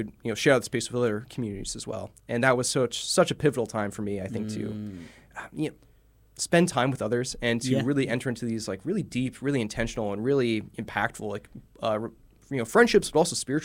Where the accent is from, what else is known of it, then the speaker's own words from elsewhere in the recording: Bourbonnais, Illinois, United States; I'm just from South Chicago, from Bourbonnais, Illinois.